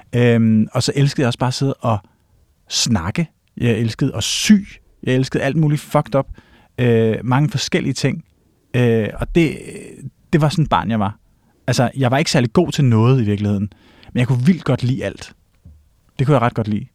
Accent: Gammel Holte, north of Copenhagen, Capital Region of Denmark, Denmark; also born or lived in Gentofte, Denmark / Switzerland; jeg er vokset op i øh, Gammelholdt, hedder det. Hmm. Øhm, som er sådan et gammelt, øh, primært sommerhusområde i virkeligheden, nord for København, 20 km nord

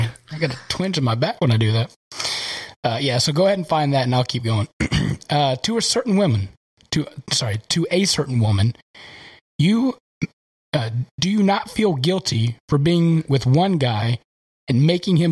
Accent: Kentucky, United States; I'm from Kentucky, so I call Kentucky home.

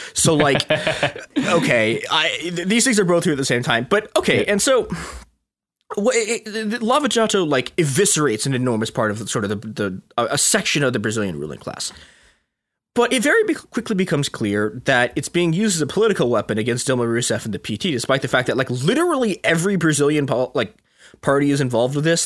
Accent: Chicago suburbs, Illinois, United States; I didn't grow up in Chicago. I grew up in Chicago's even more corrupt suburbs.

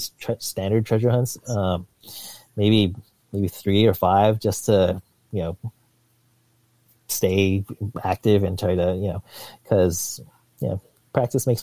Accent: San Diego, California, United States; now in Seattle, United States; I grew up in San Diego

